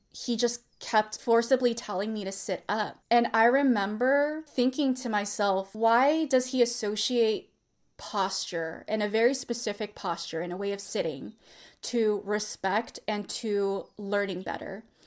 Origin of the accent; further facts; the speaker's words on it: Bay Area, California, United States; I grew up in the Bay Area